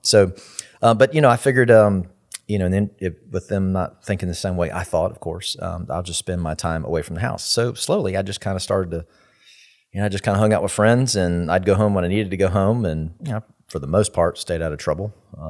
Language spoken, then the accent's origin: English; Tallahassee, Florida, United States; So I grew up here in Tallahassee all the way through.